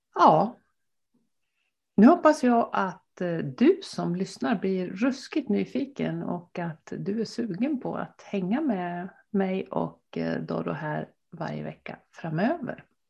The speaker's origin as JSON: {"language": "Swedish", "town": "Gothenburg", "region": "Västra Götaland", "country": "Sweden", "tie": "born or raised there", "also_born_or_lived": "Dalarna", "moved": "yes", "lives_now": "Gästrikland, Sweden", "said": "jag är uppvuxen i Göteborg"}